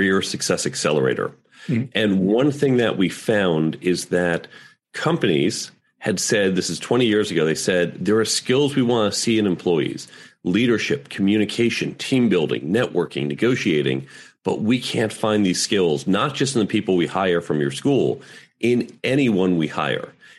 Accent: United States

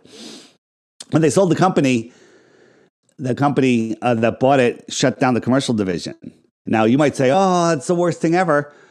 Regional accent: Fairfield County, Connecticut, United States; I grew up in Fairfield County, right? Right? Right in the, you know, right outside of New York City

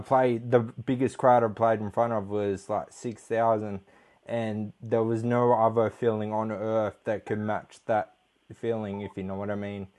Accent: Australia; accent: Australian; you're Polish and I'm Australian

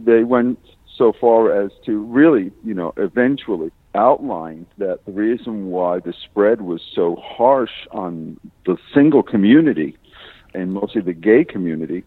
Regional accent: Miami, Florida, United States; also born or lived in Chicago; now in West Palm Beach, United States; I was born in Mercy Hospital

